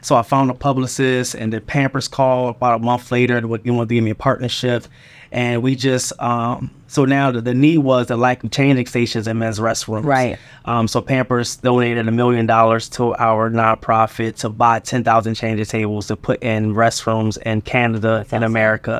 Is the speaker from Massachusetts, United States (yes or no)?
no; Philadelphia, Pennsylvania, United States; moved away; also born or lived in Charlotte, North Carolina; I was raised in Philadelphia